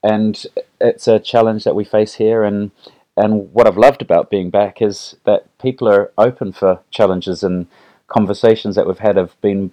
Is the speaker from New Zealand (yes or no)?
yes; Northland, New Zealand; moved away as an adult; also born or lived in Palmerston North / Auckland; I'm a Kiwi born boy. I grew up on a farm up in Northland.